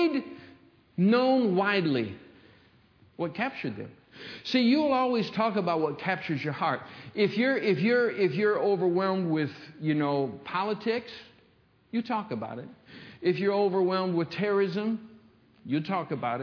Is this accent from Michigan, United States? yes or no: yes; Michigan, United States; When I was a young kid growing up in Michigan